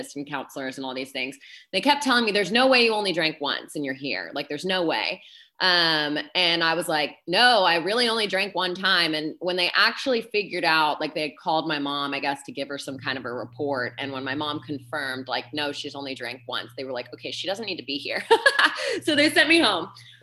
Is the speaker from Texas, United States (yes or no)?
yes; Dallas, Texas, United States; I am from Dallas, Texas